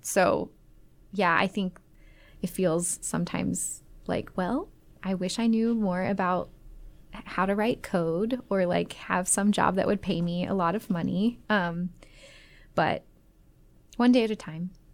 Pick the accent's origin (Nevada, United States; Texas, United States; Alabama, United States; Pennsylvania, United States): Nevada, United States; Las Vegas; also born or lived in Atlanta, Georgia, United States; I moved from Las Vegas or from Atlanta to Las Vegas when I was nine